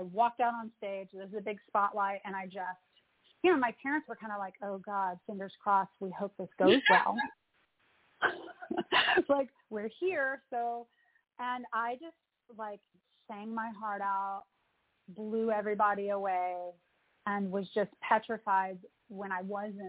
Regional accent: the South, United States; now in New York City, United States; I grew up in the South, so I had that influence, that Southern influence.

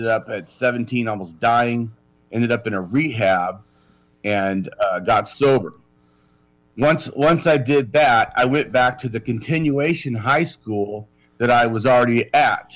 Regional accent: Long Beach, California, United States; I was born in California. I was born in Long Beach

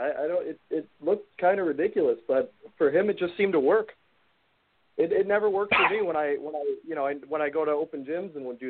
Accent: Milwaukee, Wisconsin, United States; I grew up in Milwaukee

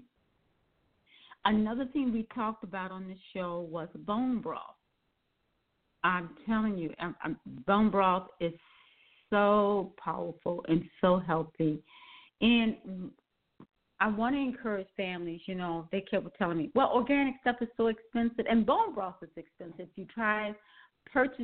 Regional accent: Milwaukee, Wisconsin, United States; I was raised in Milwaukee, Wisconsin

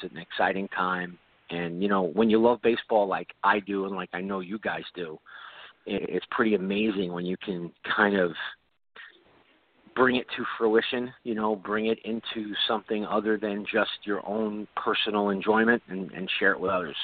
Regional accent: New York City, New York, United States; I grew up in Flatbush. I grew up on East 39th Street

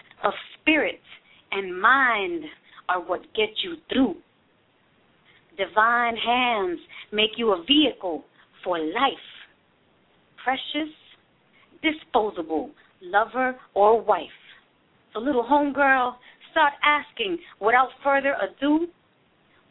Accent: New York City, New York, United States; also born or lived in San Francisco; now in Oakland, United States; I'm from New York City originally

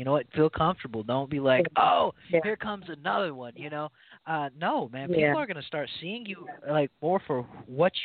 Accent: South Carolina, United States; moved away; I grew up in South Carolina, and that's where I fell in love with all

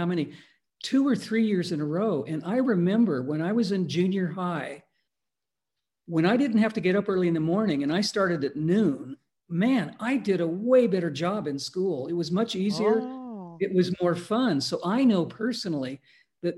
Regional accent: Palos Verdes, California, United States; I went to school in LA County in a place called Palos Verdes.

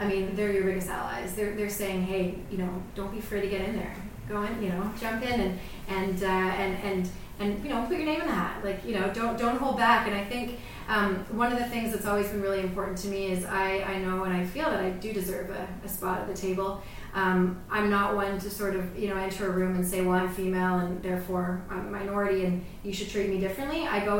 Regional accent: Canada; so I think that as a Canadian, there's a lot I can learn from the U.S.

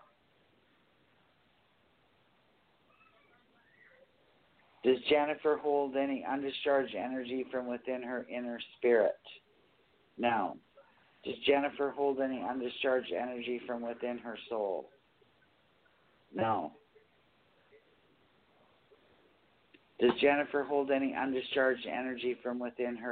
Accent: Bruderheim, Alberta, Canada; I come from, you know where the refineries are? At Bruderheim?

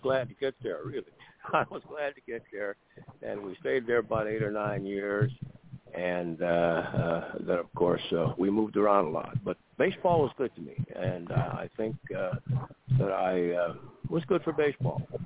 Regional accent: Warren, Ohio, United States; I was from Warren, Ohio

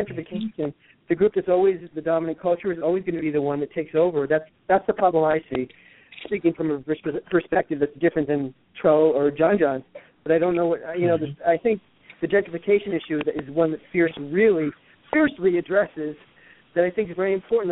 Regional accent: New York, United States; moved away as an adult; also born or lived in Los Angeles; now in Connecticut, United States; I grew up in New York and the first 24 years of my life, and then the next 24 years I spent in Los Angeles, and then I moved back here to Connecticut in 2010

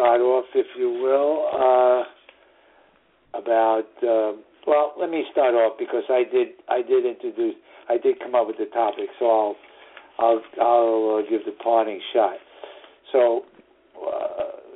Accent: New York City, New York, United States; northern suburbs of New York City, my hometown

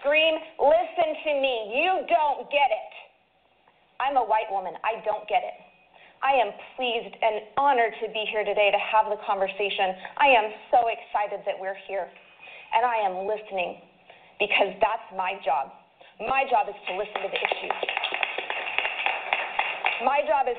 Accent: Idaho, United States; I am from Idaho

